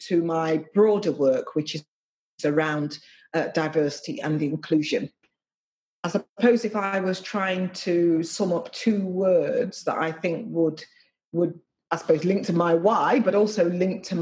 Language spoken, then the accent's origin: English; Nottingham, East Midlands, United Kingdom; And I was born in Nottingham, and the area of Nottingham I was born in was a relatively poor working class area.